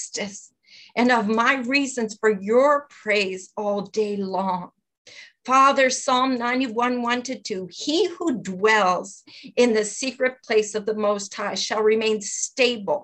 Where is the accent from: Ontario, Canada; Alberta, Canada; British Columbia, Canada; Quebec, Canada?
Quebec, Canada; Longueuil; moved away; also born or lived in Moncton; the South Shore of Montreal, which is where I was brought up in Longueuil.